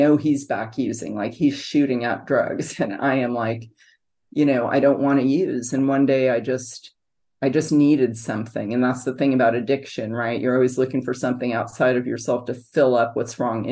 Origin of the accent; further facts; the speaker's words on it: San Francisco, California, United States; now in Grand Island, United States; I was raised in San Francisco, California